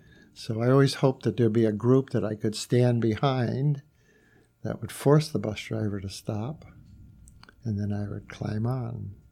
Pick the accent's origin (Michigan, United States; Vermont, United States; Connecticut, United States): Connecticut, United States; Windsor; now in Bloomfield, United States; I live in Bloomfield, Connecticut. I grew up in Windsor, Connecticut, and lived there through high school.